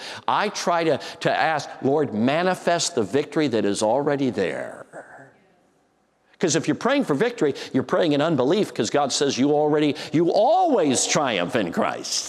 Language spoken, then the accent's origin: English; Chicago, Illinois, United States; I grew up in Chicago